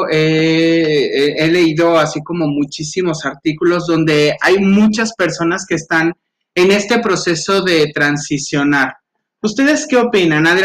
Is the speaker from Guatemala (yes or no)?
no; Mexico; son de todos porque nacemos en el territorio mexicano y creo que a eso te, referías como personas mexicanas.